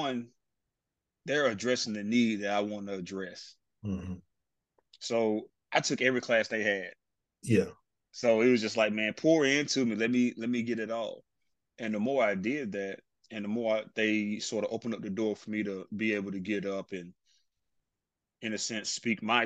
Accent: Spartanburg, South Carolina, United States; I'm from South Carolina, specifically Spartanburg, South Carolina.

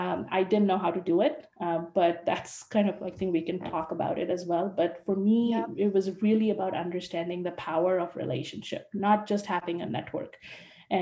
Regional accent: India; moved away as an adult; also born or lived in United States; now in Vancouver, Canada; I'm living in Vancouver, in Canada. And I was born in India and went to the States to do my master's.

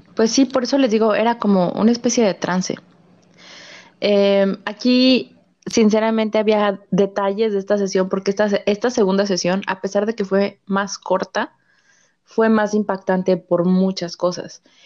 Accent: Mexico; mi pueblo, mi pueblo era todavía, pero ya no, pero en esa, en la época en la que esto ocurrió, en eh, que ocurrió la fecha que nos dijo la tabla, em, era como el punto intermedio entre, entre la Ciudad de México y una ciudad fronteriza

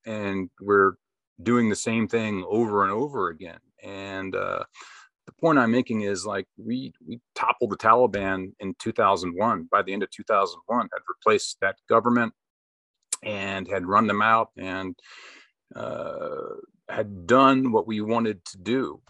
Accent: Texas, United States; moved away as an adult; also born or lived in California; came back to my home state of Texas

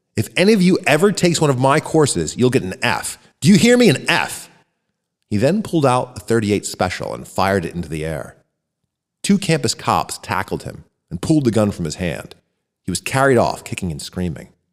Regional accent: Royersford, Pennsylvania, United States; Hailing out of Royersford, Pennsylvania

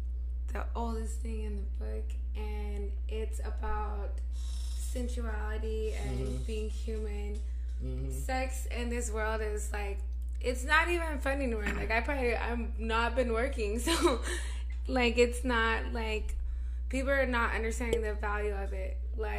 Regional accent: Nevada, United States; I'm from Nevada.

